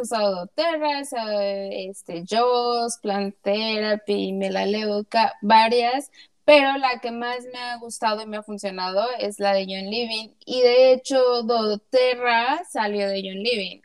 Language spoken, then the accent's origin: Spanish; Mexico; now in United States; soy mexicana, muy orgullosa y todo, pero vivo acá en Estados Unidos